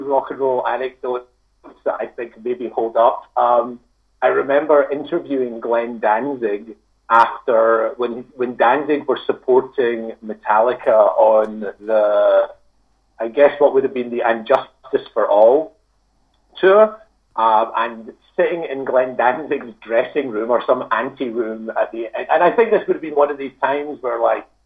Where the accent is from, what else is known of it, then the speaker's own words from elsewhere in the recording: Scotland, United Kingdom; I'm from Scotland